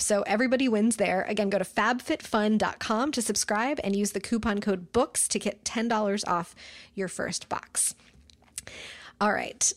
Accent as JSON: {"language": "English", "country": "United States", "said": "me as an American reader"}